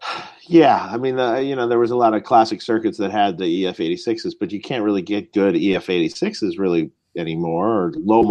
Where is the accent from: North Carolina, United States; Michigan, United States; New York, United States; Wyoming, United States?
Michigan, United States; Detroit; moved away as an adult; now in California, United States; I moved to California from Detroit when I was 18 years old in 1988